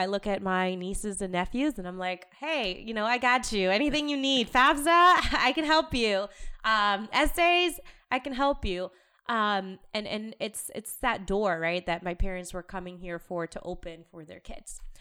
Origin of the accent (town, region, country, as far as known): United States; born or raised there; also born or lived in Lima, Peru